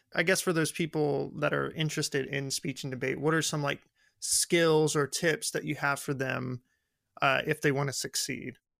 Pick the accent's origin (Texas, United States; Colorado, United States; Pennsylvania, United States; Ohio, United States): Texas, United States; Robert Lee; I come from Robert Lee